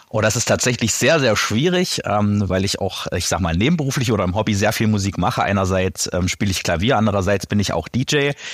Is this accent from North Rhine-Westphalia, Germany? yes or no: no; Eisleben, Saxony-Anhalt, Germany; now in Halle (Saale), Germany; Halle-Saale und äh, gebürtig aus Lutherstadt-Eisleben